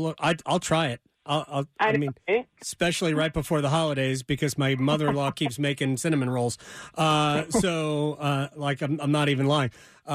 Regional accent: northern New Jersey, United States; He's basically from my hometown. And I just guessed the other day about where he went to school. It was Don Bosco Prep. which is a parochial school in northern Jersey. It's sort of a suburb of New York and Newark at the same time.

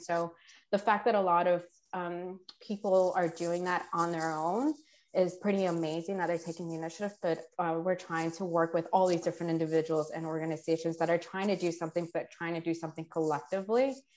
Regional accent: New York City, New York, United States; moved away as an adult; also born or lived in Quito, Ecuador; now in Washington, D.C., United States; I'm from Ecuador, South America, uh, but I grew up in New York City and a current resident of Washington, D.C.

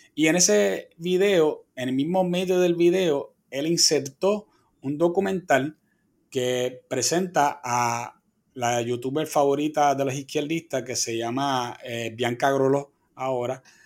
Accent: Quebradillas, Puerto Rico; aquí en, mi pueblo de Quebradillas

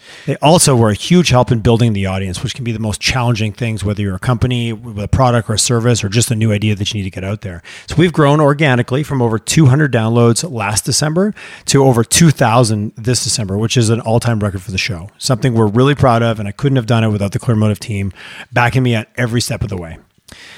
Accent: Montreal, Quebec, Canada; now in Calgary, Canada; I grew up in Montreal, and I'd lived here since, I've been here 20 years

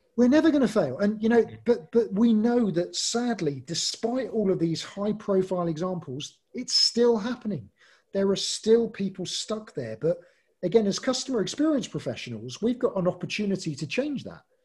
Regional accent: England, United Kingdom; I'm English

